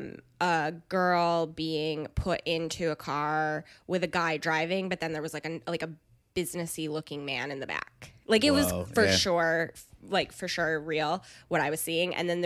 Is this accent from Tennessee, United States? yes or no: no; Jamestown, New York, United States; also born or lived in Chicago; Jamestown, New York.